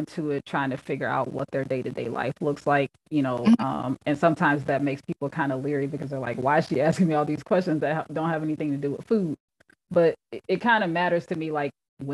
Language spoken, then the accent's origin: English; Fort Lauderdale, Florida, United States; now in Columbus, United States; I am originally from Fort Lauderdale, Florida, but currently living and practicing in Columbus, Ohio.